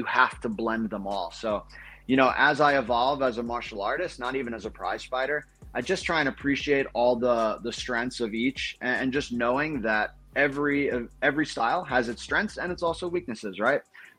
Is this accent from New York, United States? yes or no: yes; Brooklyn, New York, United States; I am from Brooklyn. When I started watching football in the 90s, like I missed the LT era, so I wasn't a Giants fan.